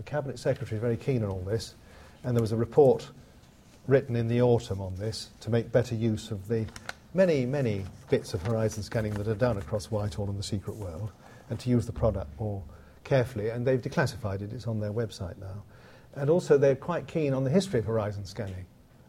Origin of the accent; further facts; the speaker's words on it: United Kingdom; it is one of the great boons of being a Brit and being able to come here